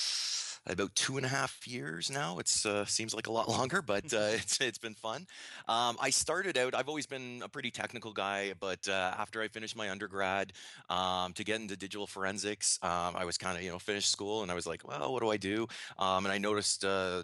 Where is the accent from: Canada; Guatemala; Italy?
Canada; accent: Canadian; now in Waterloo, Canada; I'm Canadian, obviously, if you don't notice the accent